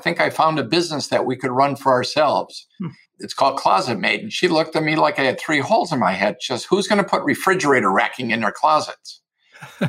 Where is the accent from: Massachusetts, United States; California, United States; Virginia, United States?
Massachusetts, United States; Springfield; I'm from Springfield, Massachusetts